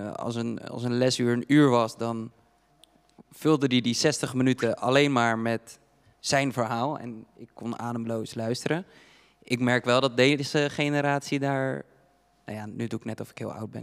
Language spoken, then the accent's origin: Dutch; Dordrecht, South Holland, Netherlands; ik kom zelf uit Stadspolders